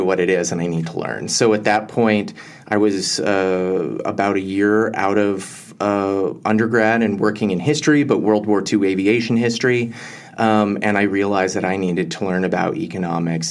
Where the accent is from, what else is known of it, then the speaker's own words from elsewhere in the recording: Denver, Colorado, United States; moved away as an adult; also born or lived in Southern California; I grew up in Denver, Colorado. Proud Westerner in that regard